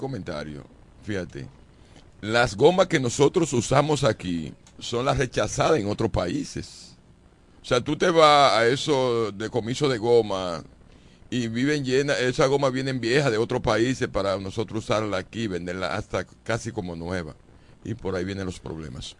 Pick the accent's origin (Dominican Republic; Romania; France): Dominican Republic